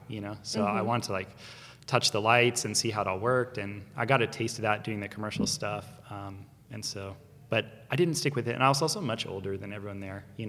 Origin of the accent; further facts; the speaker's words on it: Ojai, California, United States; moved away; also born or lived in Texas; I grew up in Ojai, California, which is like a country town a little north, like kind of near Santa Barbara, Ventura